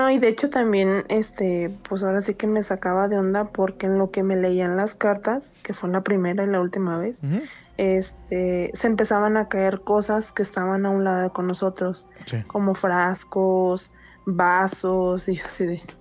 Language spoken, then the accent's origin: Spanish; Guadalajara, Jalisco, Mexico; also born or lived in Michoacán; soy nacida en Michoacán. Y este, nada más que pues, mm, ahora sí que nada más nací allá y me crié en Guadalajara.